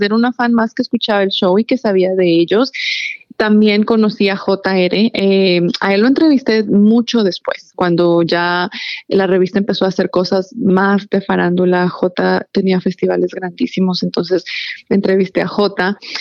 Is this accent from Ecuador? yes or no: yes; Ecuador; moved away as an adult; now in Maryland, United States; yo en realidad me crié y crecí en Ecuador toda mi vida. Cuando yo me mudé para el área de, Maryland, yo ya tenía 21 años